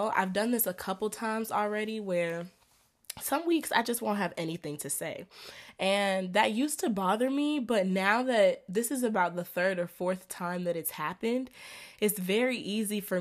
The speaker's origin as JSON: {"language": "English", "town": "Atlanta", "region": "Georgia", "country": "United States", "said": "y'all know I'm from Atlanta. I live in Atlanta"}